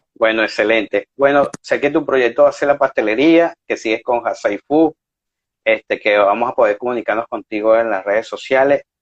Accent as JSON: {"language": "Spanish", "country": "Venezuela", "moved": "yes", "lives_now": "Spain", "said": "como cocineros venezolanos"}